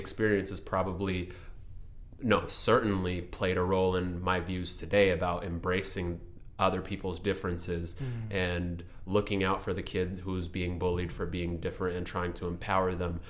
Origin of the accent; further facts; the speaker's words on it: Seattle, Washington, United States; also born or lived in Sudan / St. Louis, Missouri; I grew up in South Seattle, in Rainier Vista, Holly Park, on Henderson